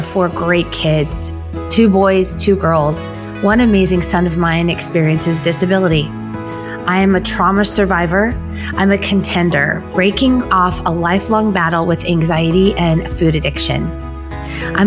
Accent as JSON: {"language": "English", "region": "Southern California", "country": "United States", "moved": "yes", "lives_now": "Oregon, United States", "said": "I'm a former SoCal girl"}